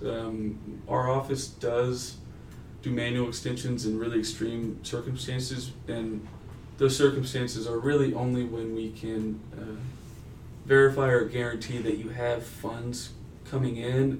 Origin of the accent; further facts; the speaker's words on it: Denton, Texas, United States; also born or lived in Pueblo, Colorado; I grew up in Denton, Texas